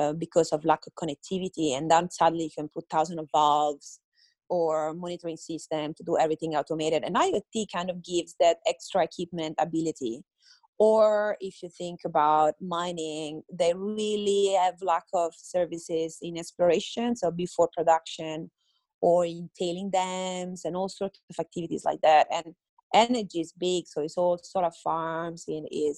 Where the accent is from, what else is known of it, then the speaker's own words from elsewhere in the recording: Italy; now in Adelaide, Australia; I'm Italian.